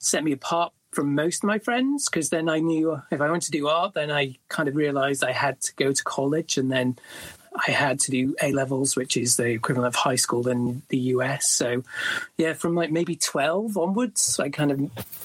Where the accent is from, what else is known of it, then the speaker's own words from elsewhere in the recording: small town near Leeds, north of England, Yorkshire and the Humber, United Kingdom; I grew up in the north of England in a small town near a city called Leeds. It used to be a mining town.